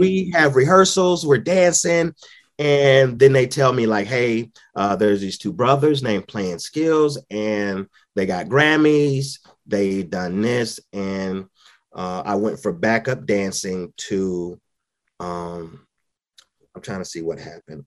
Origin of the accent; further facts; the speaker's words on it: St. Louis, Missouri, United States; also born or lived in Dallas, Texas; now in Owensboro, United States; I'm originally from Saint Louis, Missouri